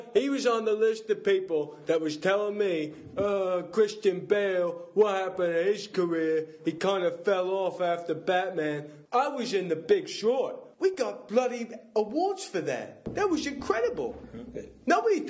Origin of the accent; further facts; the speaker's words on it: Wales, United Kingdom; born there; Yeah, I was birthed on a steel m